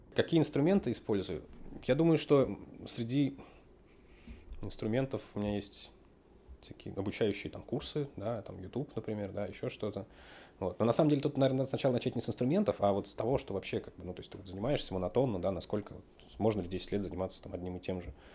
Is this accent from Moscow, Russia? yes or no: yes; Moscow, Russia; Родился я в Москве.